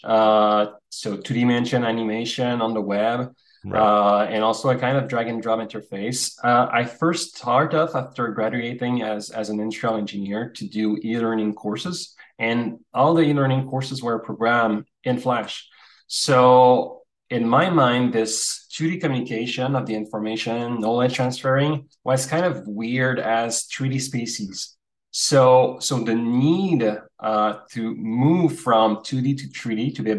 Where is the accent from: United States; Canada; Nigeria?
Canada; as Canadian